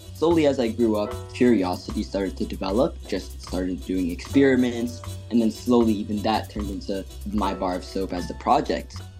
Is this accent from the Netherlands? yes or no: no; Ethiopia; now in Fairfax, United States; I'm a fourteen-year-old going to Woodson High School in Fairfax, Virginia, and I was born in Ethiopia.